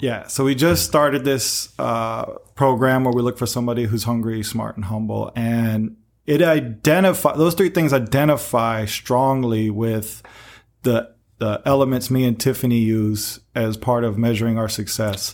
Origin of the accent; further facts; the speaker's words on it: Peoria, Illinois, United States; moved away; I'm in the mainland, uh, in my hometown, Peoria